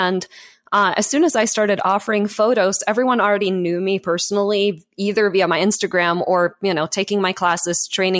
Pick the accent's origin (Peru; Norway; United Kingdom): Norway; English is a second language; moved away as an adult; now in Colorado, United States; But I moved from Norway to Colorado in 2010 and found myself with my degree from Norway not actually converting to the US.